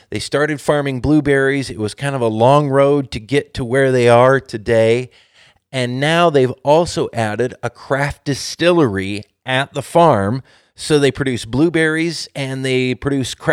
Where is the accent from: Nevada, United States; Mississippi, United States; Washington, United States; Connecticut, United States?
Washington, United States; the community I grew up in, like this week, getting to know and sharing the stories of the real people behind the food we produce and eat here in Washington.